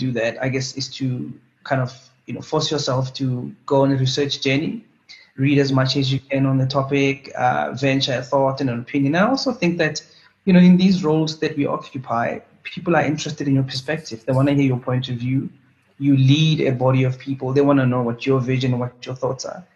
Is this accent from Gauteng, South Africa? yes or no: yes; Pretoria, Gauteng, South Africa; So I'm a Pretoria boy. I grew up in Harankua, just outside Pretoria.